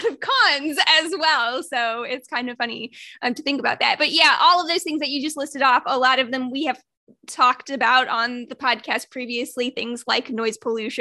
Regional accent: Granger, Indiana, United States; I grew up in Granger, which has 30,000 people or something like that.

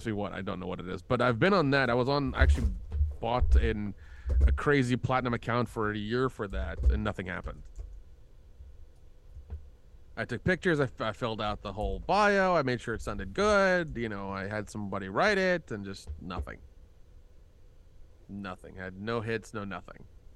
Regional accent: the South, United States; it's funny when I tell people I'm from the South, they're like, "You don't sound like it." I'm like, "I killed that accent years ago."

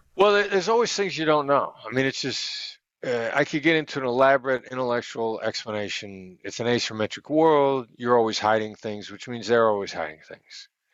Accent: United States; I'm an American

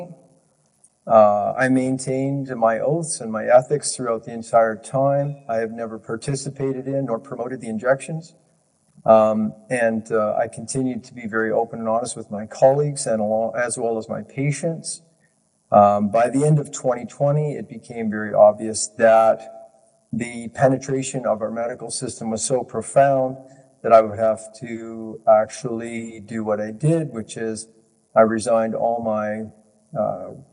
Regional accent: Ontario, Canada; I'm Canadian born, and I've lived in Ontario my entire life

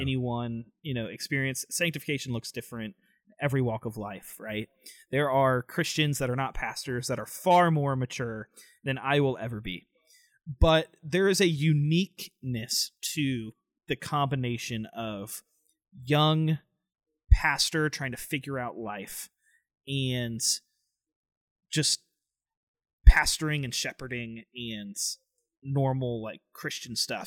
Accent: Tampa, Florida, United States; moved away as an adult; now in North Carolina, United States; I am originally from Tampa, Florida. Grew up there

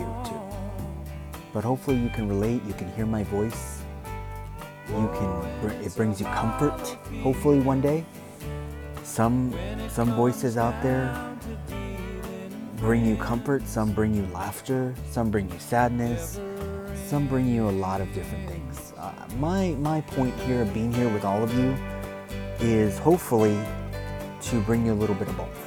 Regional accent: Los Angeles, California, United States; I grew up in Los Angeles

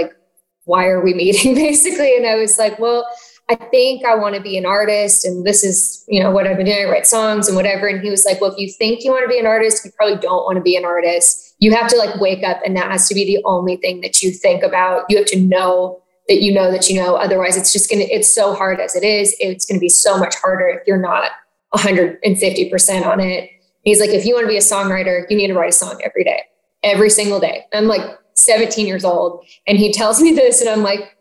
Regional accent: Nashville, Tennessee, United States; I'm from Nashville, so songwriters were something I kind of always knew existed, because my friend's parents were songwriters

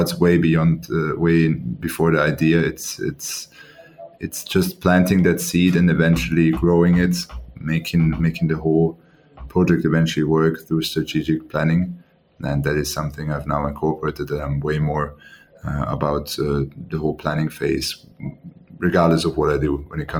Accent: Austria; moved away as an adult; now in Singapore; I was born and raised in Austria

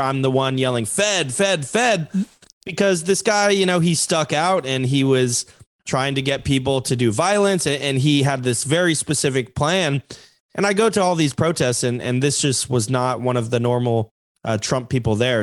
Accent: Alaska, United States; moved away; also born or lived in Queen Creek, Arizona; I am from Alaska

